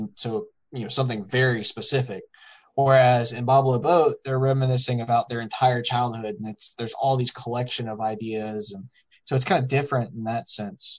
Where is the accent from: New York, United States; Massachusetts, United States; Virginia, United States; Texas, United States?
Virginia, United States; we grew up in Virginia